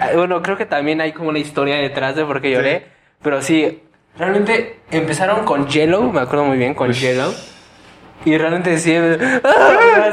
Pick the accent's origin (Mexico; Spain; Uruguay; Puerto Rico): Mexico; Toluca, State of Mexico; somos del Estado de México